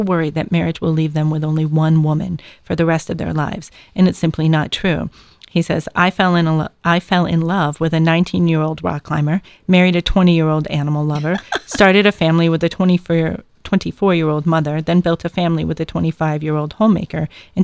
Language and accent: English; New York, United States; moved away; I was from New York